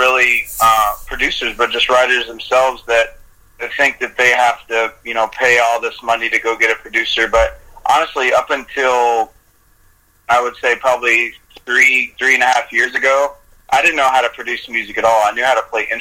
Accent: Oklahoma, United States; now in Nashville, United States; I'm originally from Oklahoma

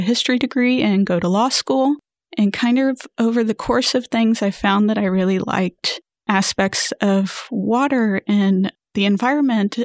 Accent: Houston, Texas, United States; also born or lived in San Antonio; I grew up in the Houston area.

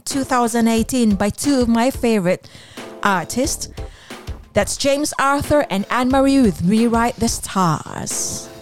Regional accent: Philippines; moved away

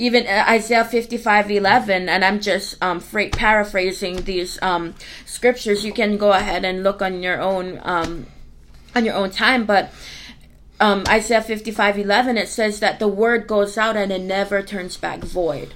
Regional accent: Hana, Hawaii, United States; now in West Virginia, United States; I'm from Hana, Hawaii

